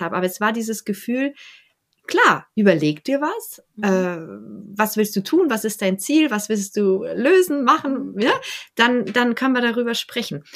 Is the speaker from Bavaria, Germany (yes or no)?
yes; Bavaria, Germany; now in Berlin, Germany; ich bin ja aus Bayern geflohen